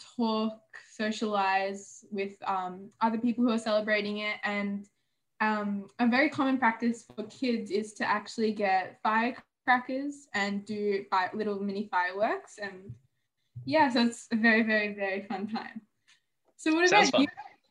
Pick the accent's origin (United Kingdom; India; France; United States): India; South India; So I'm South Indian and there are quite a few traditions